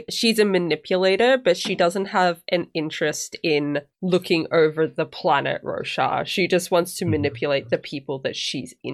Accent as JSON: {"language": "English", "country": "Australia", "accent": "Australian", "said": "well, see, someone said ages and ages ago that I'm losing my Australian accent"}